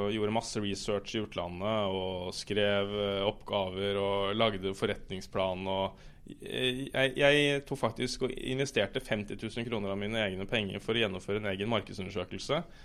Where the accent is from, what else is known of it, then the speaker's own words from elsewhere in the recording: Oslo, Norway; jeg er fra Oslo